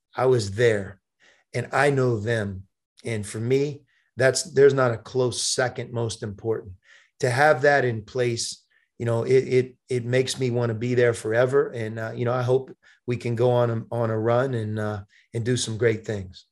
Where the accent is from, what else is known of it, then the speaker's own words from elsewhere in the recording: Pittsburgh, Pennsylvania, United States; also born or lived in Arizona; now in Cincinnati, United States; being a Pittsburgh guy, growing up in Pittsburgh, my family's from Pittsburgh